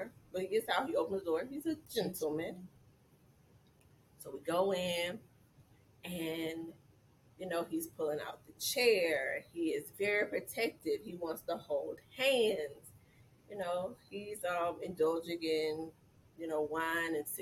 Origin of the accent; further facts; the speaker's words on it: Georgia, United States; moved away; I'm from Georgia.